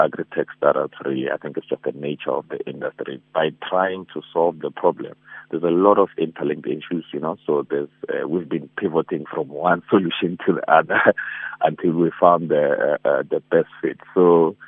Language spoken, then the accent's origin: English; Bushbuckridge, Mpumalanga, South Africa; I grew up in Mpumalanga in Bushbuck Ridge, which is primarily one of the biggest farming towns in Mpumalanga.